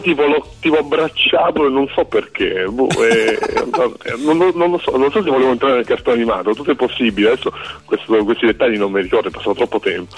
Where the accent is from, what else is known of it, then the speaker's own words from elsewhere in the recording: Taranto, Apulia, Italy; now in Rome, Italy; In realtà sono pugliese, sono nato a Taranto